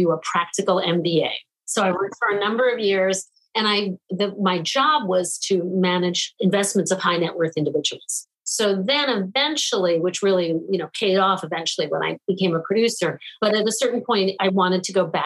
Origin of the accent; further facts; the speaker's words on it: New York, United States; I grew up in New York